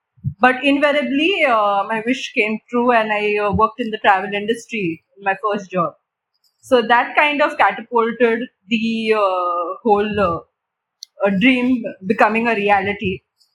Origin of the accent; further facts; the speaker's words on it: Mumbai, Maharashtra, India; I've been born and brought up in Mumbai all my life